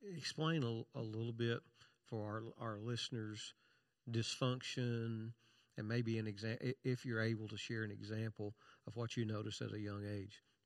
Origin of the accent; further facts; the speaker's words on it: Kentucky, United States; I'm from Kentucky